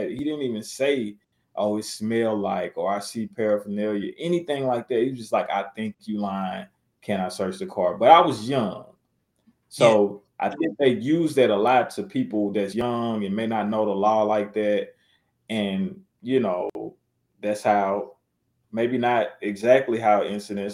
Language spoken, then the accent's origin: English; Natchitoches, Louisiana, United States; back in my hometown